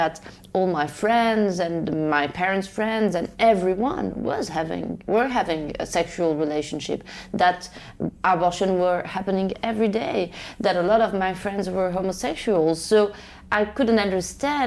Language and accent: English; Rabat, Rabat-Salé-Kénitra, Morocco; I grew up in Rabat, the capital of Morocco